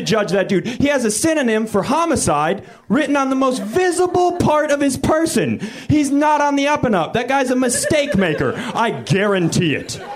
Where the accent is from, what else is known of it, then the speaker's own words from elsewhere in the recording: Minnesota, United States; moved away; I'm from Minnesota